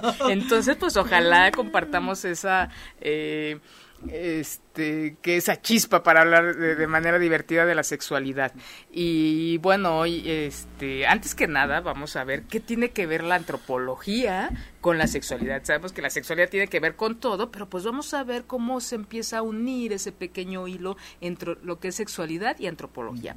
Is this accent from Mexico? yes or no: yes; Mexico; mi historia de vida como mexicano